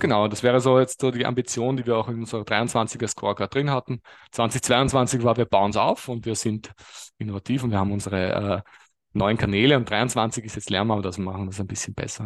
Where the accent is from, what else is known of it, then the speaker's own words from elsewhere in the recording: Lower Austria or Vienna, Austria; Geografisch komme ich aus, je nachdem wer fragt, Niederösterreich oder Wien